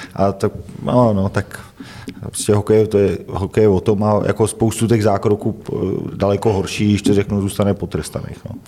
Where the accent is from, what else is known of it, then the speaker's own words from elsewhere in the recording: Trutnov, Hradec Králové Region, Czechia; now in Hradec Králové, Czech Republic; já jsem vyrůstal v Trutnově